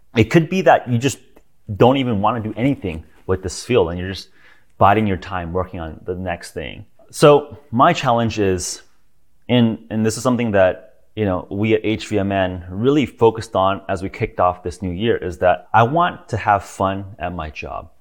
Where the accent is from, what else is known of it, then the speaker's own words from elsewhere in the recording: United States; I'm American, I'm also a citizen of Earth